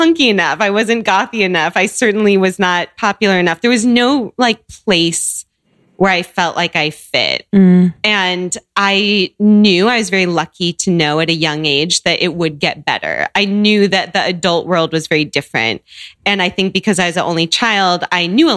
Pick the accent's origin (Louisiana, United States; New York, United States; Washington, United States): Washington, United States; Seattle; moved away as an adult; also born or lived in Chicago; I grew up in Seattle.